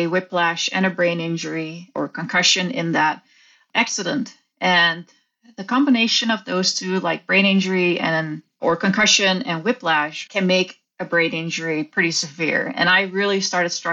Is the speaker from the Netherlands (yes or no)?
yes; Netherlands; I grew up in the Netherlands